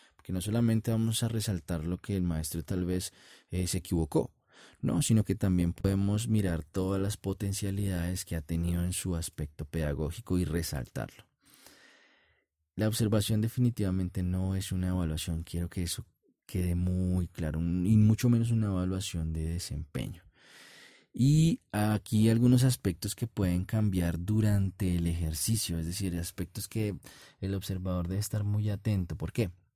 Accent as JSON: {"language": "Spanish", "country": "Colombia", "said": "en mi país, en Colombia"}